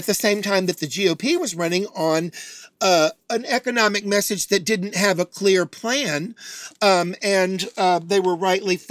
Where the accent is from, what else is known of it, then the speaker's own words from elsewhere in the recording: Chattanooga, Tennessee, United States; moved away; also born or lived in Atlanta, Georgia; I'm from Chattanooga, Tennessee. I've lived in Atlanta, Georgia